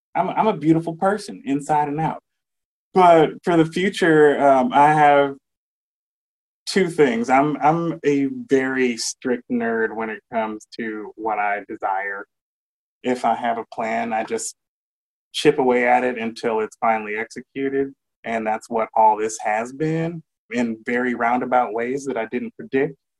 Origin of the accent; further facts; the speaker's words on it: Benton Harbor, Michigan, United States; I was raised in Benton Harbor, Michigan, as an adopted child of two really cool people.